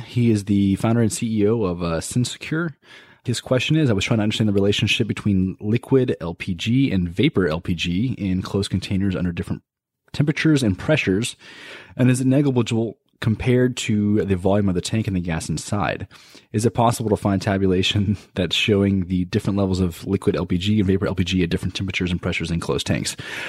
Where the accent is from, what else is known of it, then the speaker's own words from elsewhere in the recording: Boston, Massachusetts, United States; I'm from Boston, so I'm not really around the industry, so I often have trouble finding resources.